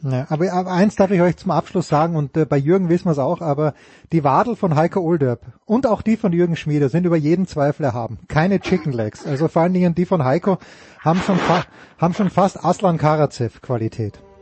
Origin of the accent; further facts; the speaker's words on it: Austria; als Österreicher